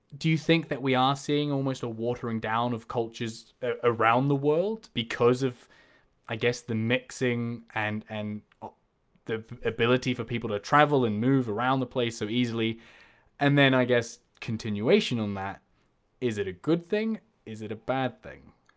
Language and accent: English; New Zealand; moved away as an adult; now in Liverpool, United Kingdom; being from New Zealand